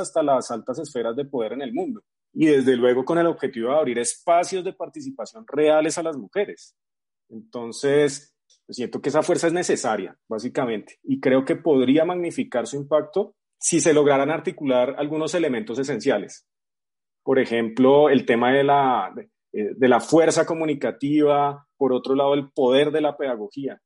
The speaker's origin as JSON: {"language": "Spanish", "region": "Bogotá", "country": "Colombia", "said": "soy bogotano"}